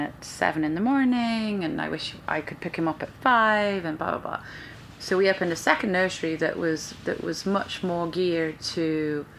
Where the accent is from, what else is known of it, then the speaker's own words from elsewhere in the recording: Stoke-on-Trent, West Midlands, United Kingdom; moved away as an adult; now in Orlando, United States; Stoke City is my hometown soccer team